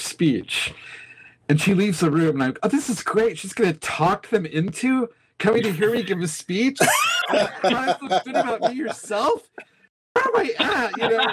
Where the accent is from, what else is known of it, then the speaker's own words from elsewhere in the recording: Nebraska, United States; now in Kansas City, United States; when I grew up in Nebraska